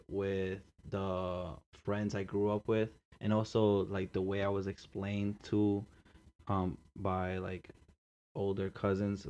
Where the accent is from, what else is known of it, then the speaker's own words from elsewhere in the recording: New York City, New York, United States; I grew up in Queens, you know, it's a normal thing over here